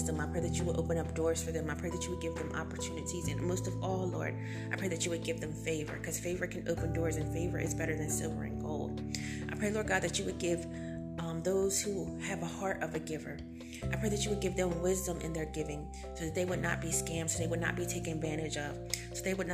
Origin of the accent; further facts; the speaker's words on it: United States; we are Americans